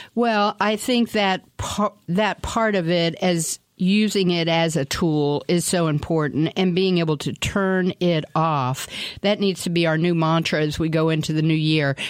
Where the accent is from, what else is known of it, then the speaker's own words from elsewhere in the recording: Washington, District of Columbia, United States; I grew up in Washington, D C